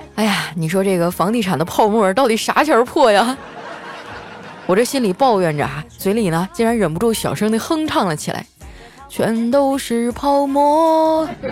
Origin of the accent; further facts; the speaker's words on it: Northeast China, China; 身为一个东北人